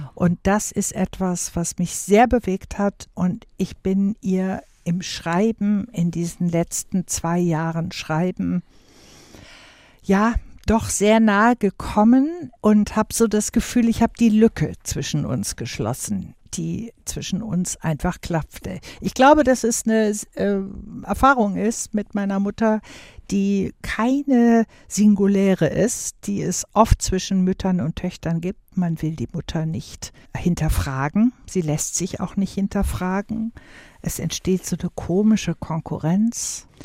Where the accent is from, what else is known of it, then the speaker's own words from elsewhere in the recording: Wuppertal, North Rhine-Westphalia, Germany; bei uns zu Hause in Wuppertal damals bis ich zwölfeinhalb war